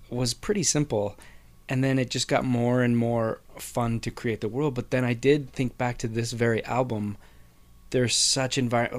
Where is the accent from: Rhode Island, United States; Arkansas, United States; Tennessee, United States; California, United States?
California, United States; Whittier; we grew up together in Whittier